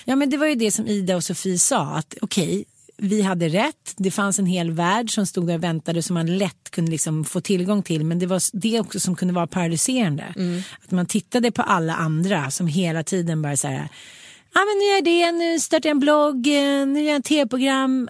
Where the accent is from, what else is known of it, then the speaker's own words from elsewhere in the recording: Sweden; vi svenskar